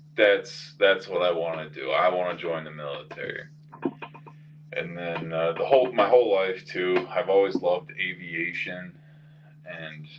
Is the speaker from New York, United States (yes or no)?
yes; Fredonia, New York, United States; growing up in Fredonia was already hard enough